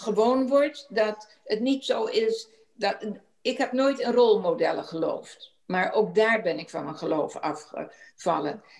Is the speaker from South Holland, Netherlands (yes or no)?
yes; Rotterdam, South Holland, Netherlands; geboren en getogen in Rotterdam.